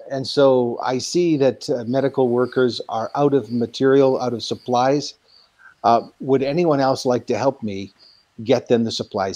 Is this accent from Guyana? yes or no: no; Guelph, Ontario, Canada; now in Nairobi, Kenya; In my home community of Guelph, Ontario